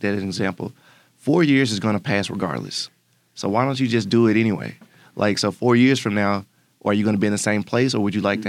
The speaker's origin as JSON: {"language": "English", "town": "Memphis", "region": "Tennessee", "country": "United States", "tie": "born or raised there", "said": "I'm born and raised in Memphis, Tennessee"}